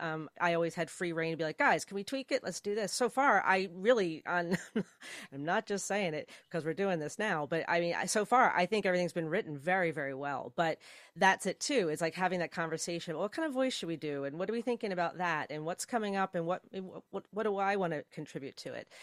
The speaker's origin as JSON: {"language": "English", "region": "New Jersey", "country": "United States", "said": "I'm originally from New Jersey, and uh, and yeah, South Jersey more."}